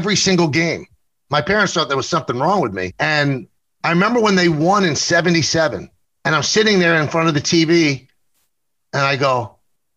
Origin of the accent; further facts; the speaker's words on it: New York City, New York, United States; I grew up in the South Bronx